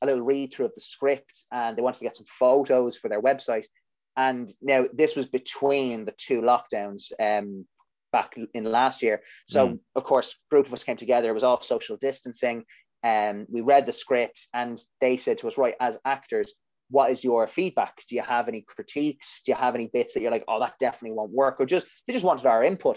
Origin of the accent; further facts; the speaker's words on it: Ireland; We as Irish people